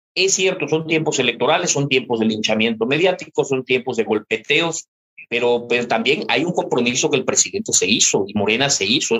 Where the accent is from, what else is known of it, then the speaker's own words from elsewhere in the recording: Mexico; nosotros como mexicanos